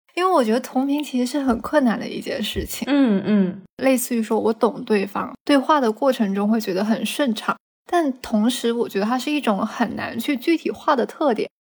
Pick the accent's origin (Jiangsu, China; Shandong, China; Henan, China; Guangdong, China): Guangdong, China; 虽然我们广东人嘛，也吃皮蛋瘦肉粥